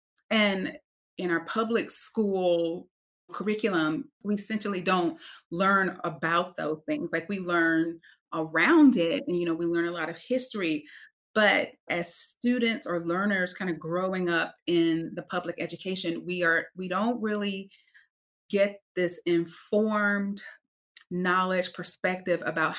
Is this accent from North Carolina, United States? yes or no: yes; North Carolina, United States; So I am originally from North Carolina, grew up in the South, which is quite meaningful to the work that I do.